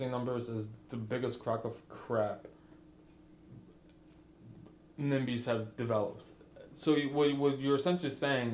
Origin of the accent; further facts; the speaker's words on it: Chicago, Illinois, United States; now in Nolensville, United States; I'm from Chicago